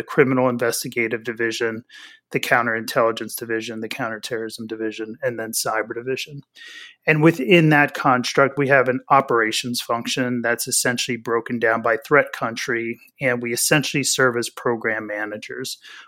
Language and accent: English; Pennsylvania, United States; I grew up in Pennsylvania, about an hour north of Philadelphia. So I'm a diehard Philadelphia sports fan.